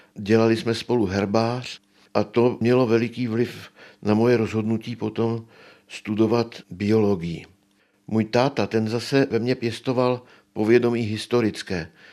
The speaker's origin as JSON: {"language": "Czech", "region": "Prague", "country": "Czechia", "tie": "born or raised there", "moved": "as an adult", "lives_now": "Třeboň, Czech Republic", "said": "Já jsem se narodil v roce 1933 v Praze"}